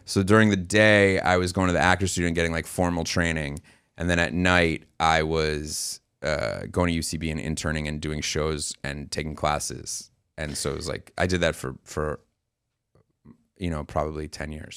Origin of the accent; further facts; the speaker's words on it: New York City, New York, United States; also born or lived in Arizona; we're from New York City Jews